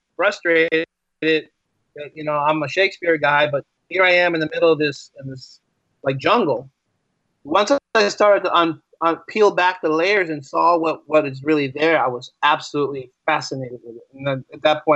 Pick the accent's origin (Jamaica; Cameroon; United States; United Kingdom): United States; East Coast; I'm an East Coast guy.